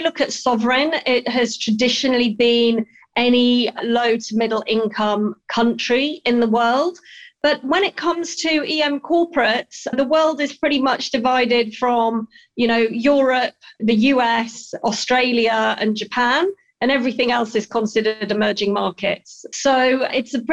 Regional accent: Yorkshire and the Humber, United Kingdom; I grew up in Yorkshire in England. So I'm British through and through.

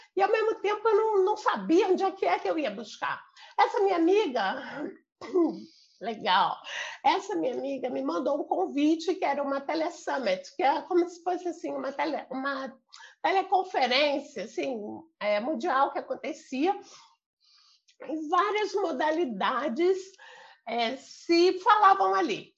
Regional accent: Rio de Janeiro, Brazil; moved away as an adult; also born or lived in São Paulo / Paraná; Eu sou do Rio de Janeiro. Eu nasci aqui no Rio. É, eu morei a maior parte da minha vida aqui

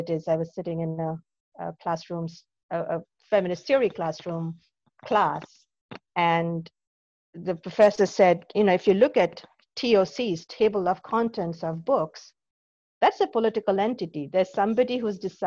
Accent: Kolkata, West Bengal, India; moved away; I grew up in Calcutta, India. I was born and brought up there

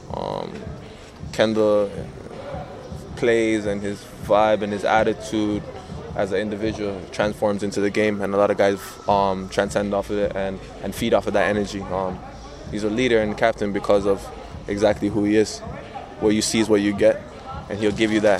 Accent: Canada; being a Canadian

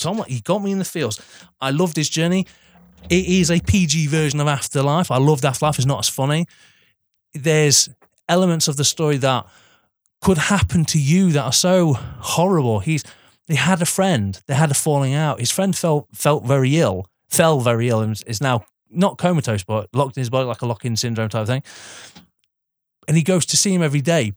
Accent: United Kingdom; as British people

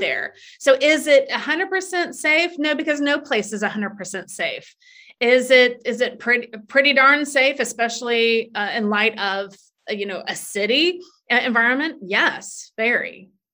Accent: Tallahassee, Florida, United States; moved away as an adult; now in New York City, United States; I came from Tallahassee, Florida. And there's not a huge amount of diversity, or there wasn't when I was growing up in the 80s.

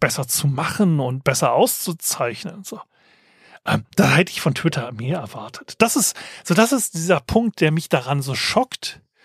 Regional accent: Germany; als Deutscher

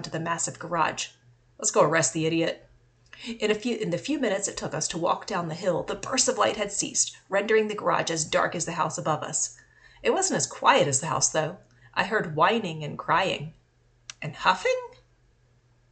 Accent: Winston-Salem, North Carolina, United States; in my hometown of Winston-Salem, North Carolina

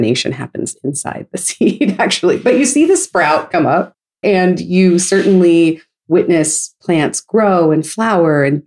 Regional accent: Novato, California, United States; growing up in Novato, California, which is in the Bay Area

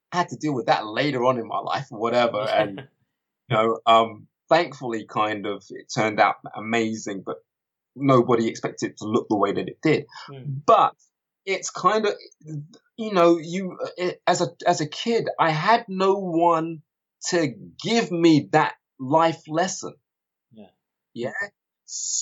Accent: London, United Kingdom; also born or lived in Kilburn; being a little black kid growing up in Harlesden, where else did I move to after Harlesden? I was in Kilburn, then Harlesden or whatever

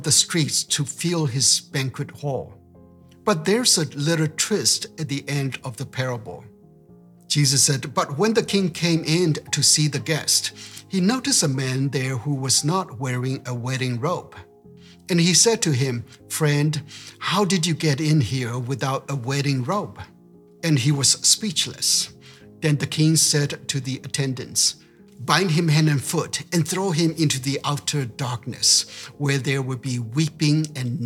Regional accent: United States; I'm an American

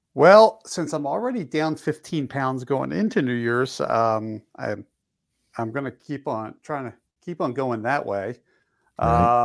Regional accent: Philadelphia, Pennsylvania, United States; I grew up in Philly

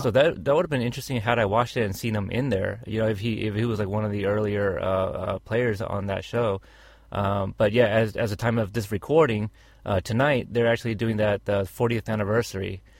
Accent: Texas, United States; I was born in Texas

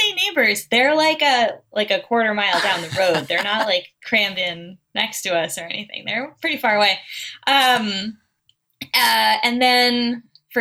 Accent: Central Maine, United States; also born or lived in Oklahoma / Boston; now in North Haven, United States; I grew up in Central Maine. I was born in Oklahoma

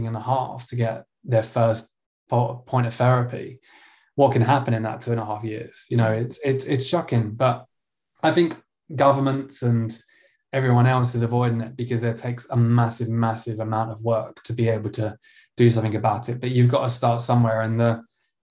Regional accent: Essex, East of England, United Kingdom; ended up in my hometown of Essex

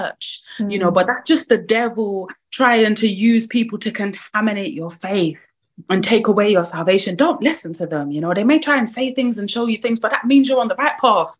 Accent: Croydon, London, United Kingdom; I'm born and bred in Croydon

